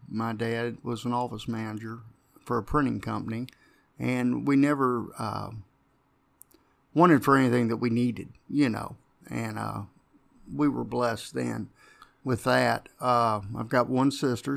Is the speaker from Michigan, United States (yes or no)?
no; Jeffersonville, Indiana, United States; Grew up in Jeffersonville